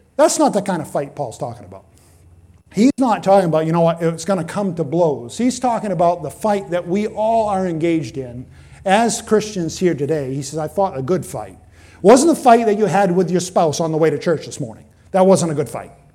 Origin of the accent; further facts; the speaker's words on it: Benton, Maine, United States; we're from East Benton